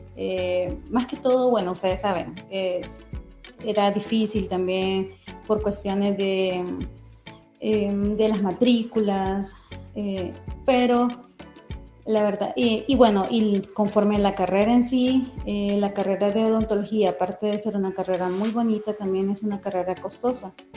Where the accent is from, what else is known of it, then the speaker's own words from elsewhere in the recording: Tegucigalpa, Francisco Morazán, Honduras; soy de Tegucigalpa, estudié en la Universidad Nacional Autónoma de Honduras